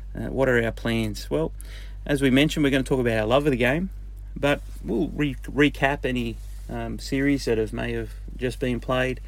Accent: Newcastle, New South Wales, Australia; We're both from Newcastle

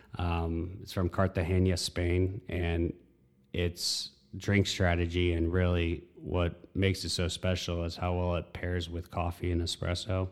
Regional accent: Texas, United States; also born or lived in North Carolina / Midlothian, Virginia; moved to Texas when I was about eight, nine years old, and all the way through high school. Um, so it's, it's my home

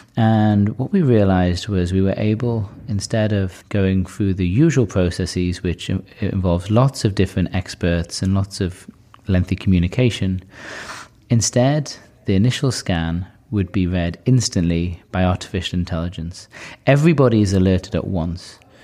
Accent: Newcastle upon Tyne, North East England, United Kingdom; moved away as an adult; now in California, United States; from Newcastle

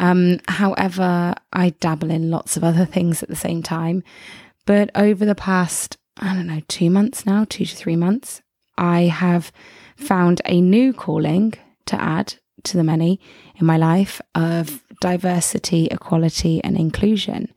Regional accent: England, United Kingdom; I'm from England

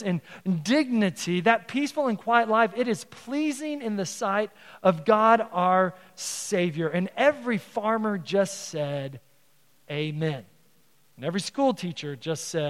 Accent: Texas, United States; now in Council Bluffs, United States; my hometown, the 48th governor of Texas is from my hometown.

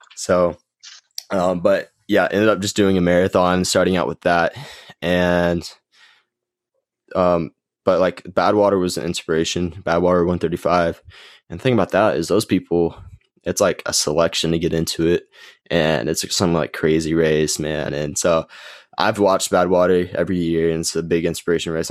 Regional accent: Gainesville, Texas, United States; It's just a local five K put on here in Gainesville. It's my hometown

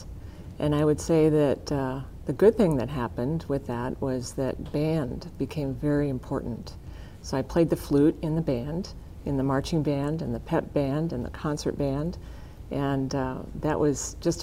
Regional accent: Kimball, South Dakota, United States; I grew up in Kimball, which is, at the time I was growing up, a town of about 1,000 people

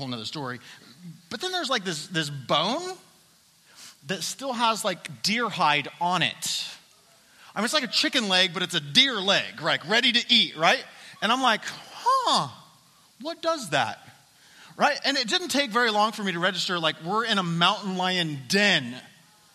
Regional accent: Colorado, United States; I'm from Colorado

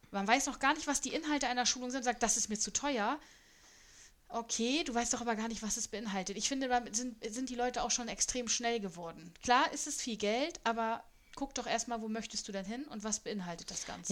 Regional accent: Germany; Ich bin rein deutsch

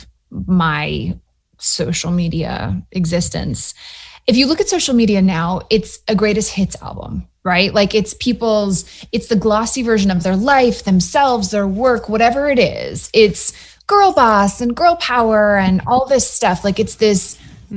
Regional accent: Matthews, North Carolina, United States; moved away as an adult; also born or lived in New York / Austin, Texas; I grew up in Matthews, North Carolina, outside of Charlotte

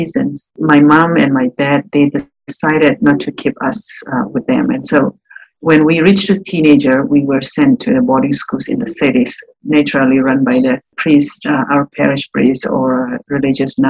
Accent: northern Burma, Myanmar; now in Jacksonville, United States; I was born and raised in Burma, in northern part of my country

